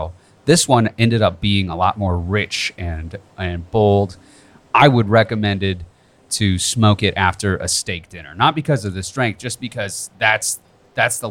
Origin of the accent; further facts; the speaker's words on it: Lafayette, Indiana, United States; I'm from Lafayette, good old Purdue country